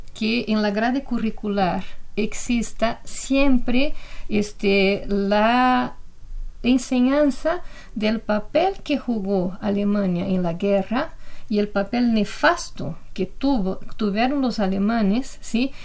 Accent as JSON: {"language": "Spanish", "country": "Brazil", "moved": "yes", "lives_now": "Mexico", "said": "lo que pasa en mi país"}